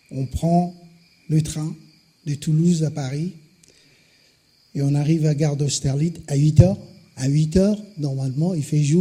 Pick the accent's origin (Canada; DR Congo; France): DR Congo; Je viens du Congo, c'est le cœur de l'Afrique, le deuxième poumon de la Terre après l'Amazonie. Je viens d'une famille de 20 enfants, un père, deux mères.